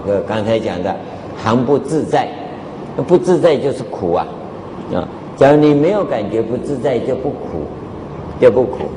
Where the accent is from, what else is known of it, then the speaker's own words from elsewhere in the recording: Taiwan; 啊，我们台湾话叫夸夸钟啊